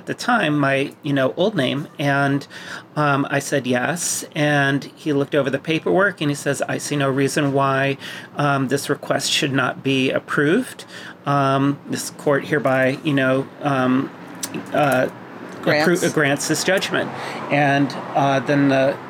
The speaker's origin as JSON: {"language": "English", "region": "Massachusetts", "country": "United States", "tie": "born or raised there", "said": "I was born in Massachusetts"}